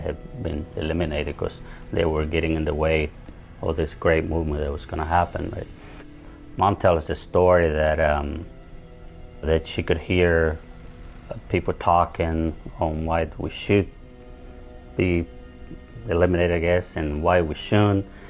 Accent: El Salvador; now in United States; I was born in El Salvador in a very rural area. I was about nine years old. The whole region became pretty much a war zone.

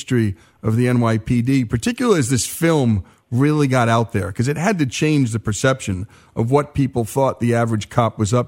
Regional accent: Northern New Jersey, United States; I grew up in Northern Jersey

